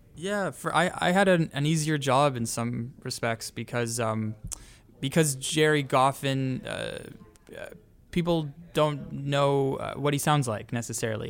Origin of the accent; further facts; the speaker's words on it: Toronto, Ontario, Canada; moved away; we're each from Canada, we're each from Toronto